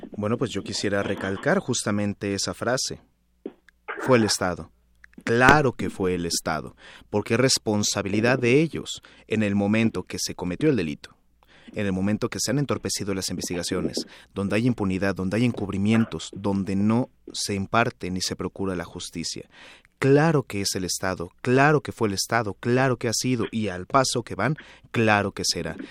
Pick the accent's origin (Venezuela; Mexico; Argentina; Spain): Mexico; como ciudadanos mexicanos